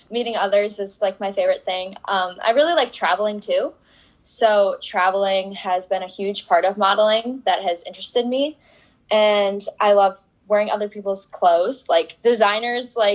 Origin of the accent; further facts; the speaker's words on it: Fox Valley, northern Wisconsin, United States; I'm from Wisconsin. I'm part of northern Wisconsin in the Fox Valley